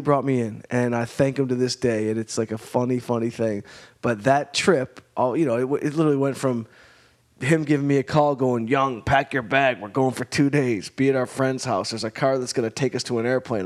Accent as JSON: {"language": "English", "town": "Detroit", "region": "Michigan", "country": "United States", "also_born_or_lived": "Arizona", "moved": "as an adult", "lives_now": "Los Angeles, United States", "said": "I was from Detroit"}